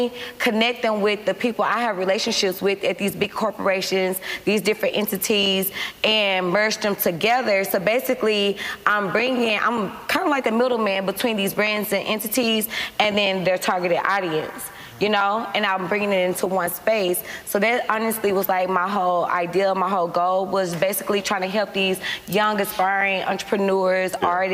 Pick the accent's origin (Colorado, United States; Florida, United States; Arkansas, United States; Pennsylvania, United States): Arkansas, United States; West Memphis; moved away as an adult; now in Atlanta, United States; I was born in Memphis, Tennessee, raised in West Memphis, Arkansas